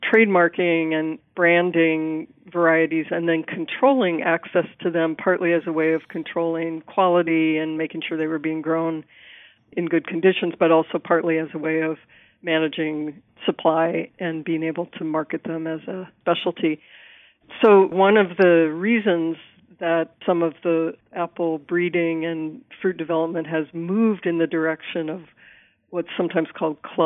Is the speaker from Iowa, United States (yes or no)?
yes; Iowa, United States; moved away; But I'm a Midwesterner at heart. I grew up in Iowa